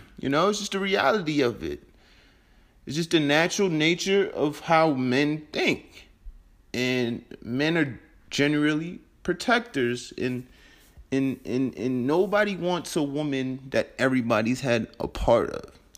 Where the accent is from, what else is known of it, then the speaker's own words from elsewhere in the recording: New York, United States; moved away; also born or lived in Denver, Colorado; I'm originally from New York. So I'm from a big metropolitan city